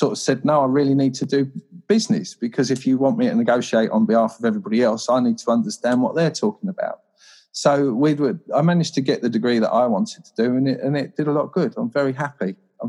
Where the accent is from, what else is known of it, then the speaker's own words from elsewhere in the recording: Croydon, London, United Kingdom; London, this all is. This is all Croydon, Addiscombe, South London.